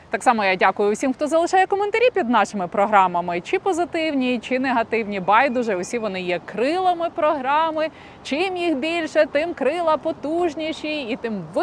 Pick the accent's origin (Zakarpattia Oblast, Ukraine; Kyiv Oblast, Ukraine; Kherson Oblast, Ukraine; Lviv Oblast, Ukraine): Lviv Oblast, Ukraine; Lviv; now in Kyiv, Ukraine; А я львів'янка, настрій. Я львів'янка, мені взагалі львівські душі до душі.